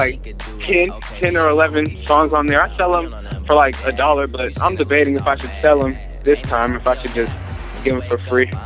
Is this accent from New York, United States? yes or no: no; Seattle, Washington, United States; I'm from Seattle, Washington. That's 206 in the West Coast